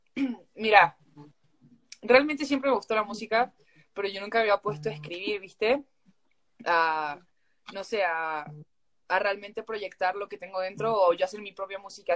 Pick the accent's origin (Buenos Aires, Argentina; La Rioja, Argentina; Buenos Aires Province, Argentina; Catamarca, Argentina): Catamarca, Argentina; San Fernando del Valle de Catamarca; now in Mexico; yo, yo soy de Catamarca, Argentina, eh, de la capital de, la ciudad de, Catamarca, de, la capital